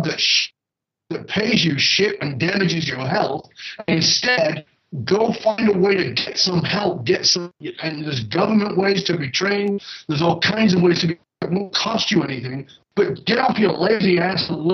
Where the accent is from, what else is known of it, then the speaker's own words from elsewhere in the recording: the north of England, United Kingdom; I was born in Northern England in a ghetto